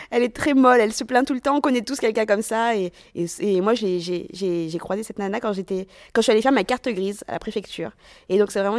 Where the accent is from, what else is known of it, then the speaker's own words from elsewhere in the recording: Madagascar; now in Grenoble, France; Je fais jeune comme tous les malgaches. Et tu sais, quand t'es malgache, on sait pas trop d'où tu viens.